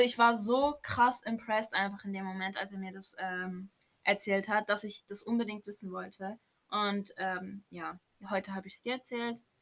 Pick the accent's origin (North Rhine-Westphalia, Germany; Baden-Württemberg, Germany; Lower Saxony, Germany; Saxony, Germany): Baden-Württemberg, Germany; Baden-Baden; Wir kommen auch aus Baden-Baden